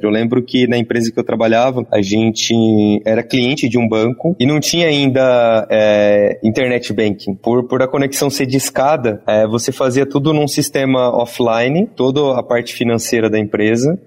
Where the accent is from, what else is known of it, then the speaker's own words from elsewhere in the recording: interior of São Paulo, Brazil; Eu sou do interior de São Paulo